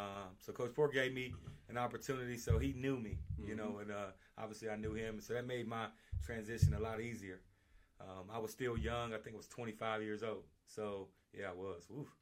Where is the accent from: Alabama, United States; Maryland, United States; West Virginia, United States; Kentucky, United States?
West Virginia, United States; Harlem Heights; also born or lived in Oak Hill, West Virginia / Tennessee; So, I'm from Oak Hill, West Virginia, born and raised in a town outside of Oak Hill, Harlem Heights, West Virginia. So, born and raised in Harlem Heights, grew up, went to Oak Hill High School.